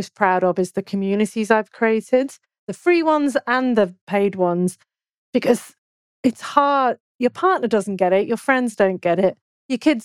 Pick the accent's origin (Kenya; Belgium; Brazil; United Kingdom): United Kingdom; I'm British